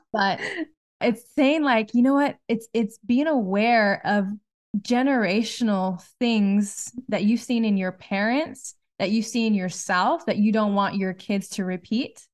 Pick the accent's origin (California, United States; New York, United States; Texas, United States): California, United States; Southern; we're from Southern California